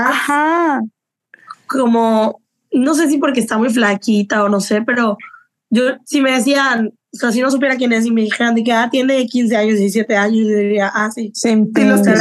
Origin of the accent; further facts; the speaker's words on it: Mexico; Eh, soy de México, o whatever